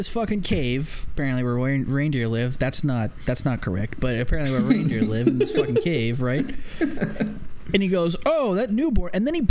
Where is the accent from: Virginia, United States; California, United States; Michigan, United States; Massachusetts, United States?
Massachusetts, United States; Boston; I'm from Boston.